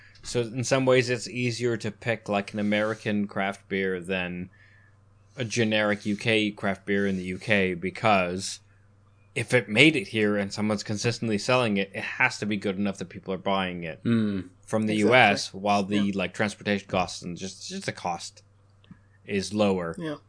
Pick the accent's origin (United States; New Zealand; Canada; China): Canada; moved away; Growing up in Canada, we didn't have ciders. We had Strongbow on tap at like Irish pubs. and that's what cider was to me, which was why when I moved here